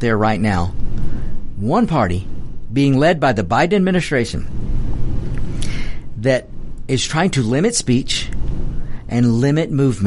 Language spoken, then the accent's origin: English; United States; I'm an American